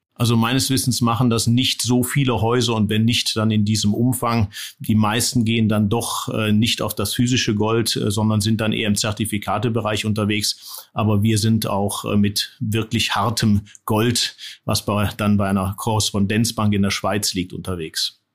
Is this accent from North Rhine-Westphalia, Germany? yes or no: yes; Düsseldorf, North Rhine-Westphalia, Germany; moved away as an adult; also born or lived in Neuss / East Germany / Biberach; Ich bin im Rheinland geboren, in Neuss am Rhein und in Düsseldorf mehr oder weniger aufgewachsen.